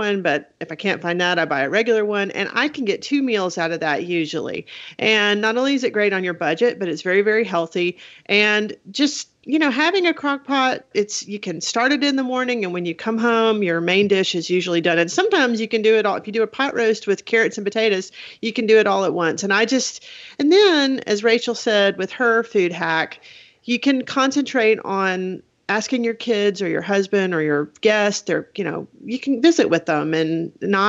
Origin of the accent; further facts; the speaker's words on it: South Alabama, United States; now in Huntsville, United States; I was raised in South Alabama and moved up to Huntsville